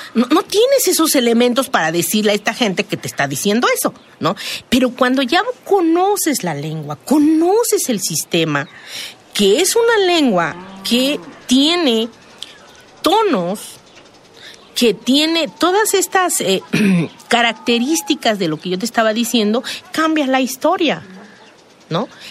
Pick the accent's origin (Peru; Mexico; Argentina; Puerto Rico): Mexico; San Juan Mixtepec, Oaxaca; also born or lived in Juxtlahuaca; de donde yo vengo, de la montaña, de, San Juan Mixtepec